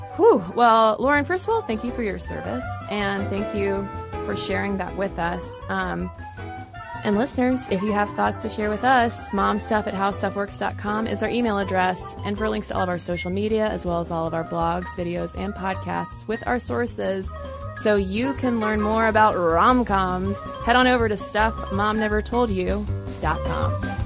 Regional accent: United States; we are American

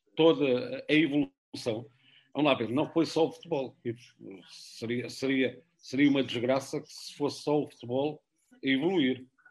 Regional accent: Algarve, Portugal; moved away; eu sou algarvio

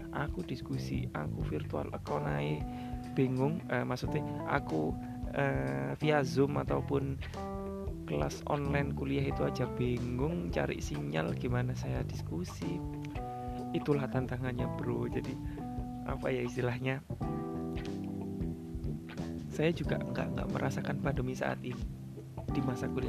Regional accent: Central Java, Indonesia; now in Sidoarjo, Indonesia; saya kan aslinya Jawa Tengah sedikit curhat nih

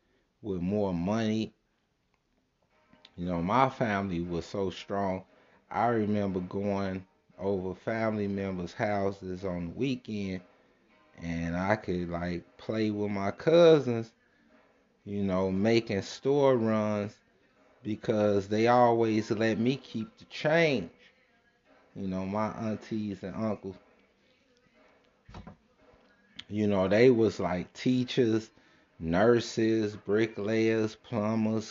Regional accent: Chicago, Illinois, United States; I was born and raised in Chicago on the south side

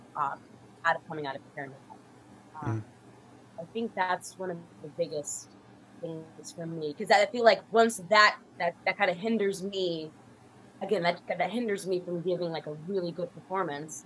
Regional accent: Florida, United States; I'm originally from Florida

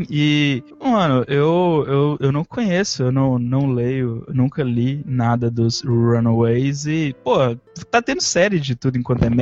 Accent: Coronel Fabriciano, Minas Gerais, Brazil; eu sou do interior de Minas, cara, de Coronel Fabriciano

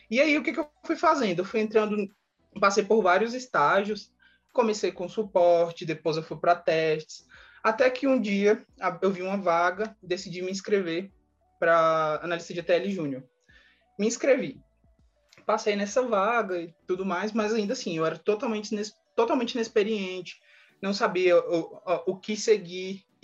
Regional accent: Brasília, Federal District, Brazil; sou de Brasília.

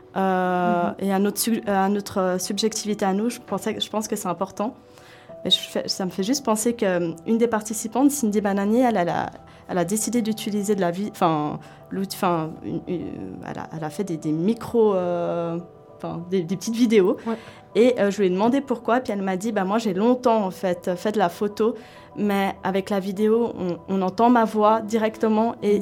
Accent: Switzerland; je suis suisse et de confession musulmane

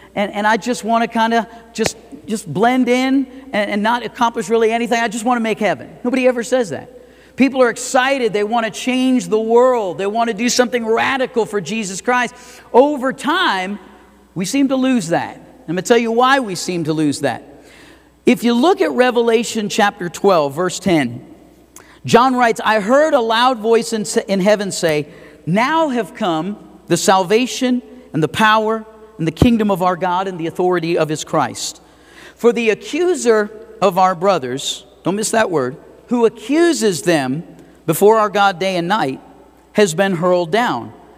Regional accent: Fort Lauderdale, Florida, United States; now in Idaho Falls, United States; I grew up in Fort Lauderdale.

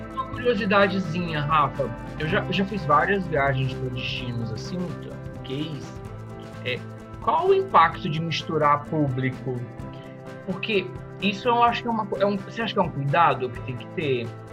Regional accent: Roraima, Brazil; eu sou de Roraima, então sou do extremo norte do Brasil

